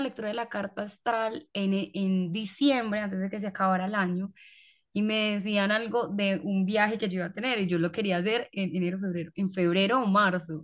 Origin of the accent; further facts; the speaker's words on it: Colombia; yo nací en una hora supuestamente rara en Colombia